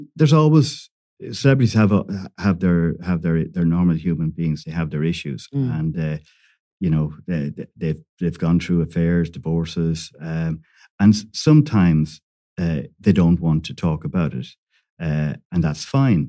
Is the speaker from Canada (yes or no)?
no; Ireland; I'm Irish.